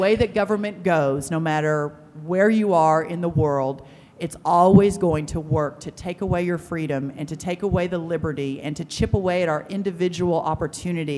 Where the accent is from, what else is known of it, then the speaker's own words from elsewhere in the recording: Glen Rose, Texas, United States; I was born and raised in a tiny town south of here called Glen Rose, Texas